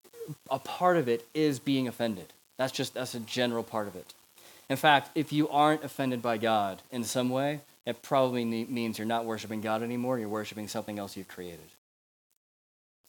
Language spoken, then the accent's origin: English; United States; I'm American.